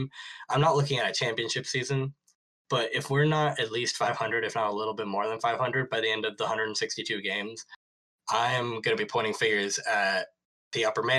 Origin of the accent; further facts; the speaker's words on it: India; When I first got into music, and I say Western music because, you know, I'm Indian, so a lot of the indie music was played earlier to me in my life.